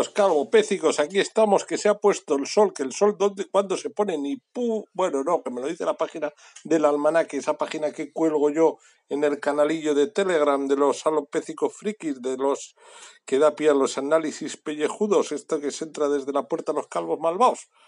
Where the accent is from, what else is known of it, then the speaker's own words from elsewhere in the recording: Bilbao, Basque Country, Spain; o que llamamos a Moncloa, porque somos de Bilbao y aquí podemos llamar a Moncloa.